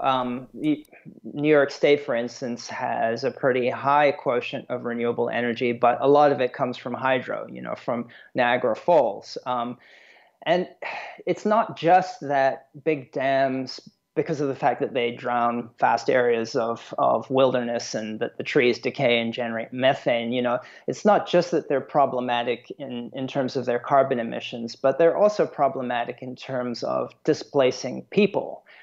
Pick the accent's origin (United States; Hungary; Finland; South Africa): South Africa; moved away; I'm originally from South Africa